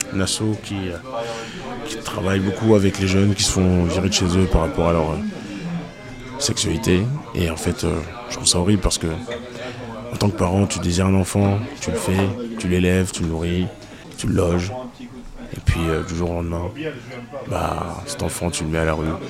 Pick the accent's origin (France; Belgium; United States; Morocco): France; moi, en tant que français